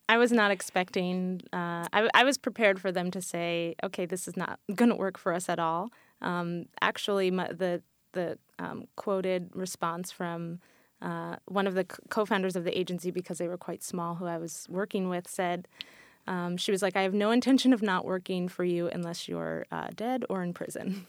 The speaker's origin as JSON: {"language": "English", "region": "New York", "country": "United States", "also_born_or_lived": "New Zealand", "said": "I'm from New York originally, and I went to school here, and I had lived and worked here"}